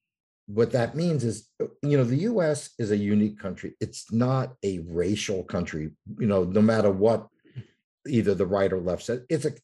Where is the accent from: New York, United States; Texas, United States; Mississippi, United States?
New York, United States; moved away; New York.